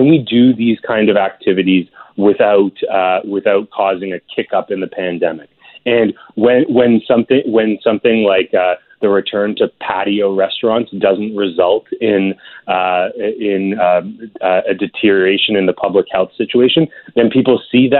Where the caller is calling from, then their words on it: Ontario, Canada; I'm calling in from Ontario